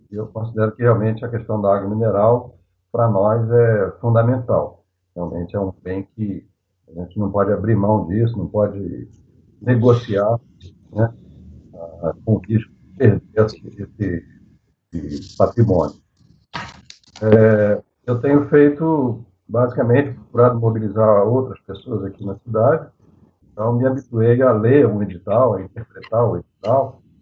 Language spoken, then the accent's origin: Portuguese; Rio de Janeiro, Brazil; moved away as an adult; now in Lambari, Brazil; eu moro em Lambari, na verdade sou natural do Rio de Janeiro e me radiquei aqui, mudei para Lambari definitivamente há cerca de 28 anos. Né? Eu tenho é, é, família da minha mãe daqui de Lambari